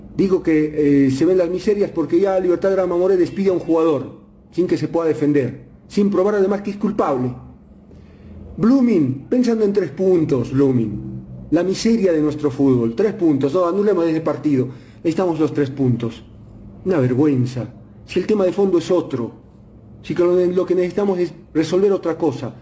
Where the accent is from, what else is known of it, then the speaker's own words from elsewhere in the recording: Bolivia; soy boliviano, porque nací acá